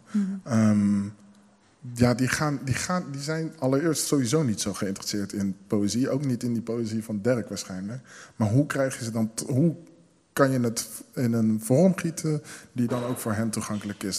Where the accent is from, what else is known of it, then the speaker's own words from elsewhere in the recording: Rotterdam, South Holland, Netherlands; mijn zusje en ik zijn dus eh, in Nederland geboren. Ik ben een vrij verse Rotterdammer. Ehm, al moet ik wel eerlijk zijn dat een heel groot deel van mijn opgroeien in deze stad zich heeft afgespeeld.